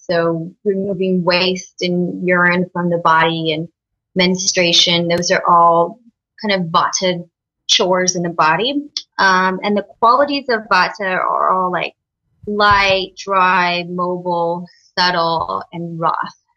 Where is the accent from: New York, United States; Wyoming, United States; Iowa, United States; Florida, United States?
Iowa, United States; now in California, United States; I'm from Iowa, and um, you know it's a real kind of meat and potato state